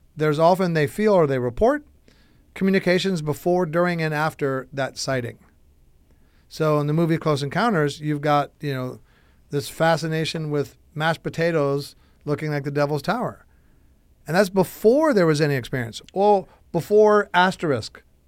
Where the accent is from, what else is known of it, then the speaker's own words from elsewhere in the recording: Chicago, Illinois, United States; I'm from Chicago, Illinois, one state over from Missouri